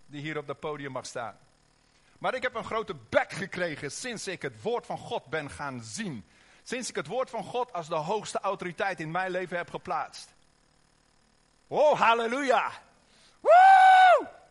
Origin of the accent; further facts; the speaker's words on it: Oosterhout, North Brabant, Netherlands; accent: Brabants (Hollands-Brabants); Wij komen uit Oosterhout, dus af en toe komt er misschien een beetje Brabants doorheen.